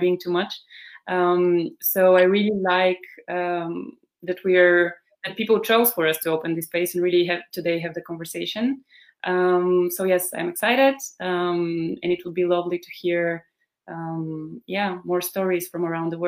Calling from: Bulgaria; Maybe first to say I'm joining from Bulgaria right now. This is where I am quarantined, or like half quarantined right now.

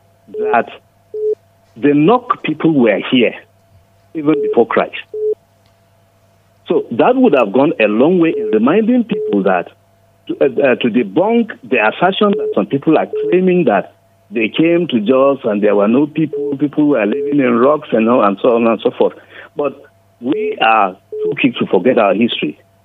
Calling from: Nigeria; I'm calling you from Daria Road.

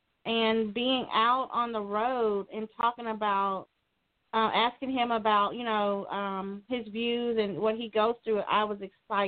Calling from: Dallas, Texas, United States; I'm calling in from Dallas, Texas.

